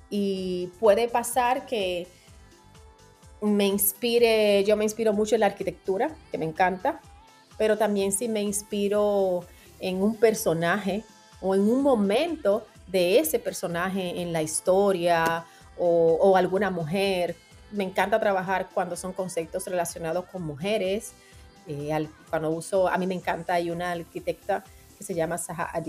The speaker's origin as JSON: {"language": "Spanish", "country": "Dominican Republic", "lives_now": "New York, United States", "said": "es donde voy a estudiar a Altos de Chabón, que es una escuela de diseño en mi país y que está asociada a Parsons School of Design ah, de, acá de New York. Entonces, ellos tienen una extensión allá en mi país"}